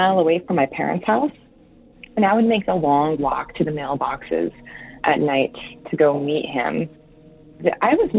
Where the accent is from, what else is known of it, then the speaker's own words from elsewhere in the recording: New Mexico, United States; moved away as an adult; now in Oregon, United States; I live in Oregon now, but I grew up in New Mexico